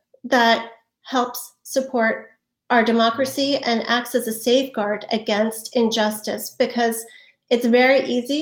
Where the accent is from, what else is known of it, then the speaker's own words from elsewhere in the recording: United States; as an American